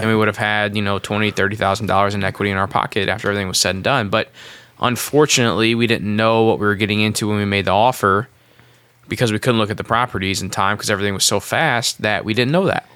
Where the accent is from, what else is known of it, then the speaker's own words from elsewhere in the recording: Midwest, United States; I'm from the Midwest.